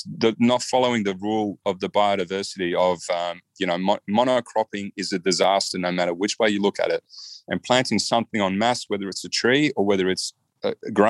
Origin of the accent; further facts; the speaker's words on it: Australia; I'm from Australia.